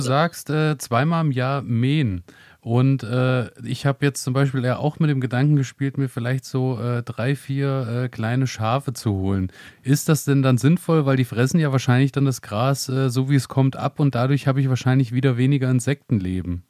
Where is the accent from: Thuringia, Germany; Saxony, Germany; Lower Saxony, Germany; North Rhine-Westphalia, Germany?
Thuringia, Germany; Thuringian Rhön, Germany; bei uns in der Rhön oder hier speziell in der Thüringer Rhön